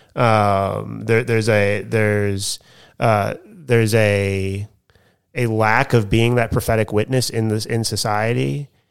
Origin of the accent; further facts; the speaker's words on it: United States; now in Australia; I'm the American teaching the Australian culture course